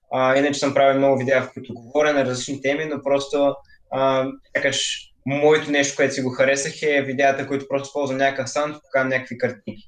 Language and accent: Bulgarian; Varna, Varna Province, Bulgaria; от Варна съм и съм на 17 години